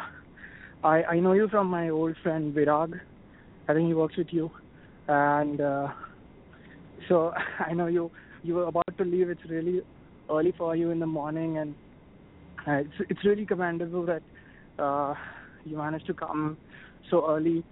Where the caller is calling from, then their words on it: United States; I'm calling from the United States